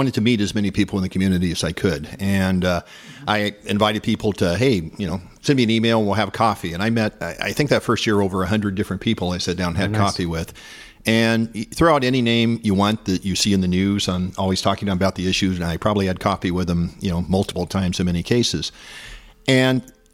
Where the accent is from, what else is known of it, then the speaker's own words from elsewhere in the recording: Corning, California, United States; also born or lived in San Francisco Bay Area, California; I grew up locally near Corning, fifth generation sheep ranch